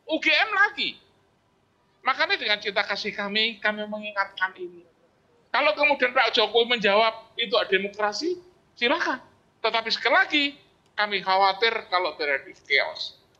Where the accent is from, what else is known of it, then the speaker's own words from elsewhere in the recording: Java, Indonesia; Jadi eh, sebagai orang Jawa, seorang presiden itu dia itu kan eh, apa role model, gitu loh.